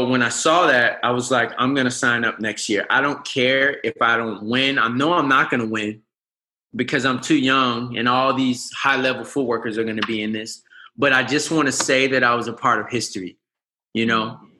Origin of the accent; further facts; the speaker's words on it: Markham, Illinois, United States; moved away as an adult; also born or lived in Harvey, Illinois / Chicago, Illinois / Los Angeles, California; now in Arizona, United States; I was born in Harvey. I was raised in Markham.